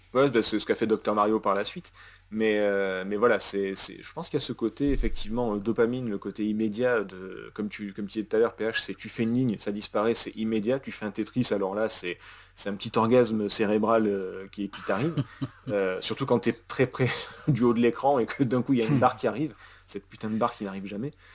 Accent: Russia; je suis russe

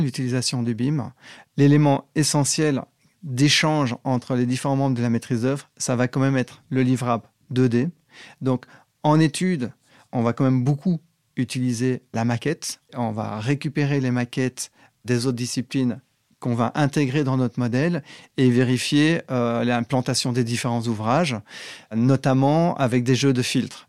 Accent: Belgium; moved away as an adult; also born or lived in Paris, France; now in France; je viens de Belgique

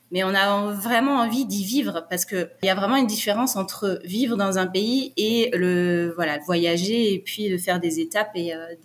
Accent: Brittany, France; Alors nous, on est originaire de Bretagne, mais on a déménagé euh, sept ou huit fois en France.

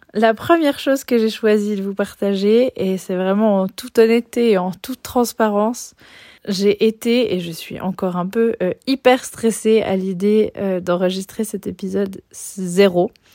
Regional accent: Switzerland; je suis née et j'ai grandi en Suisse

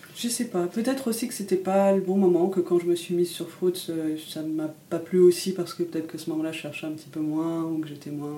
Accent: Paris, Île-de-France, France; moved away as an adult; now in Lille, France; j'ai grandi à Paris

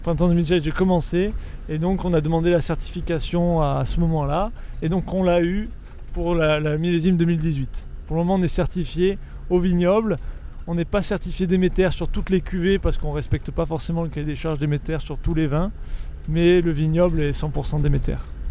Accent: Balagne, Corsica, France; chez nous en Balagne

